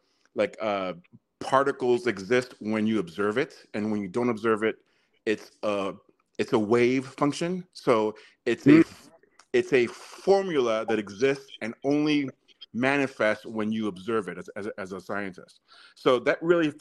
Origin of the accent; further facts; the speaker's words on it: New York City, New York, United States; moved away as an adult; now in Arizona, United States; I'm originally from New York City, born and raised in Harlem